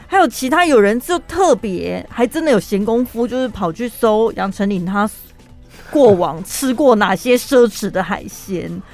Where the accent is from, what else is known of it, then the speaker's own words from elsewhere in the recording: Taiwan; 我从台湾出道，我在台湾出生